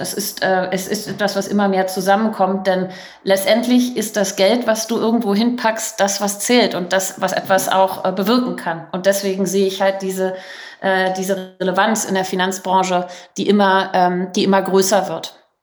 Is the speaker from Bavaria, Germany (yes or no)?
no; Berlin, Germany; moved away as an adult; ich bin Berlinerin, äh, war 15 Jahre im Ausland